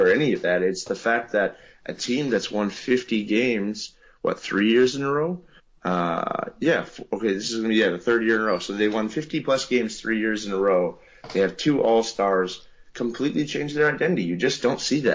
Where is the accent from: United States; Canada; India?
Canada; I'm Canadian